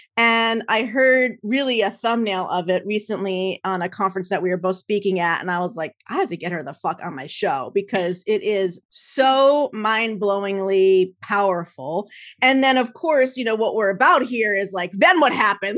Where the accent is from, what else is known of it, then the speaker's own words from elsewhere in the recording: New Jersey, United States; moved away as an adult; also born or lived in Minnesota; I grew up in Jersey, so I know a little bit of snow